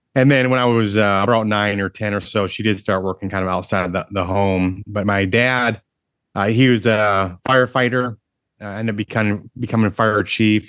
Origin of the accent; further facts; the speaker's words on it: Michigan, United States; moved away as an adult; now in Dallas, United States; I grew up in Michigan, uh, one of seven kids